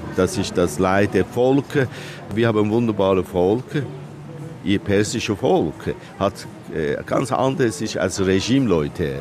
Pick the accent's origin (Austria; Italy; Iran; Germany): Iran; German is a second language; moved away as an adult; now in Switzerland; als Iraner, ja, dass ich das, ja, Heimat verloren und wo ich bin geboren